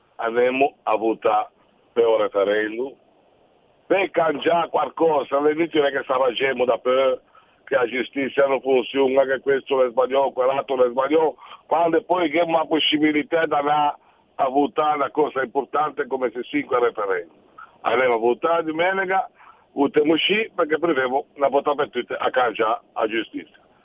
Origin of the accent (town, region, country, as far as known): Liguria, Italy